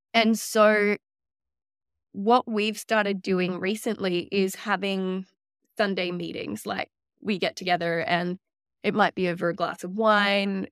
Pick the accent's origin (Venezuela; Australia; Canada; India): Australia; also born or lived in New York; now in Sunshine Coast, Australia; I'm from Australia, but I had no family on the Sunshine Coast